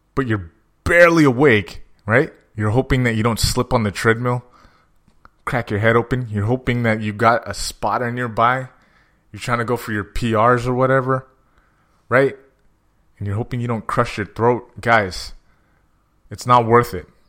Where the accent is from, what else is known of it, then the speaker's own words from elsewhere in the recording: San Jose, California, United States; I'm from San Jose